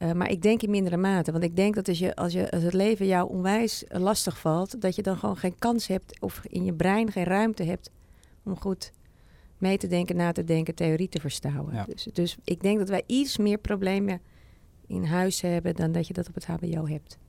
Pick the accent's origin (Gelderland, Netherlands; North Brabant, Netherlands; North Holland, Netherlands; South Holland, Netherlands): North Holland, Netherlands; Amsterdam; ik kom uit Amsterdam